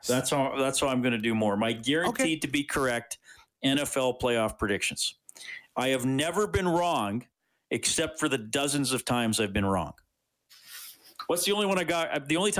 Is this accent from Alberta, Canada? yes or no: yes; Evansburg, Alberta, Canada; I had a pet walrus growing up in Evansburg.